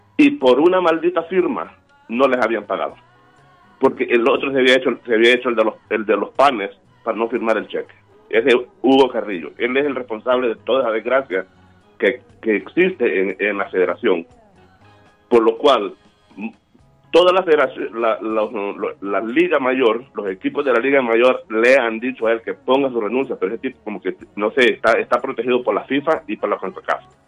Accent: El Salvador; como salvadoreño

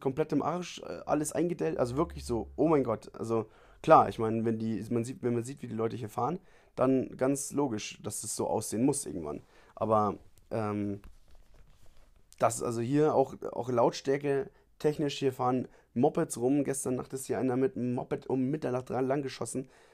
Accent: Bavaria, Germany; moved away as an adult; now in Cartago, Costa Rica; ich komme aus Bayern

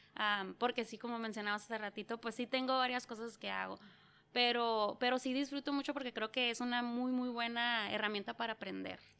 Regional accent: Yuma, Arizona, United States; also born or lived in San Luis Río Colorado, Mexico / San Luis, Arizona; he vivido en lo que es, eh, pues San Luis, México y San Luis, Arizona. Soy nacida en Yuma

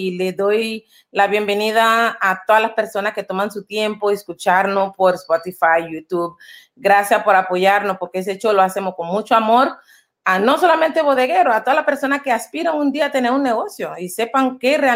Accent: Panama; Nosotros como panameños pues eh, usamos guayabera

